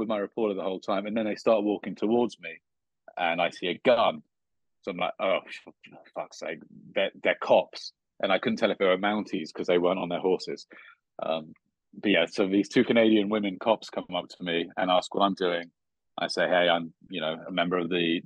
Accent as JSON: {"language": "English", "country": "United Kingdom", "moved": "yes", "lives_now": "United States", "said": "I'm a Brit for a start, but an American green card holder"}